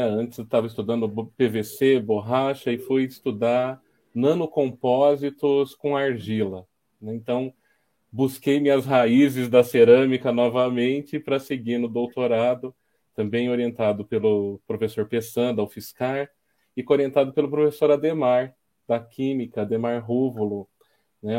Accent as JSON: {"language": "Portuguese", "town": "São Carlos", "region": "São Paulo", "country": "Brazil", "tie": "born or raised there", "said": "Eu sou são carlense, né? Nasci em São Carlos"}